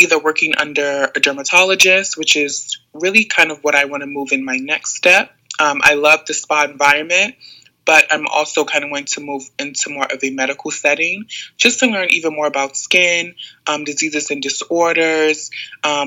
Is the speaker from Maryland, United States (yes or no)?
yes; Maryland, United States; also born or lived in Atlanta; I'm from Maryland, so I moved back to Maryland to kind of be with family for a little bit